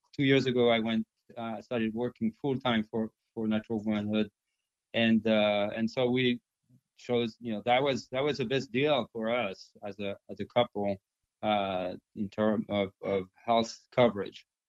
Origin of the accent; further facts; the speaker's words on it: France; first language French; English is a second language; moved away as an adult; also born or lived in China; now in United States; I'm from France